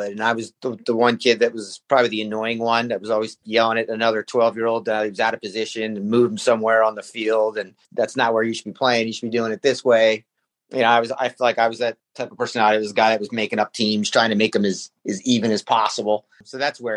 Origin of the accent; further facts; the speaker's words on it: Washington Township, New Jersey, United States; starting in South Jersey, I grew up in Washington Township